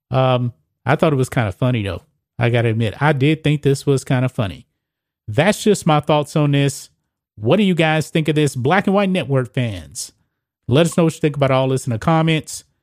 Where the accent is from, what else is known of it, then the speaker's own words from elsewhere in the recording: Texas, United States; my home state